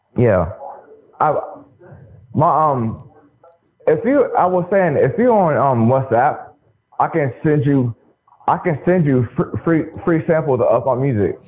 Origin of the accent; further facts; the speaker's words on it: Dover, Delaware, United States; I'm from Dover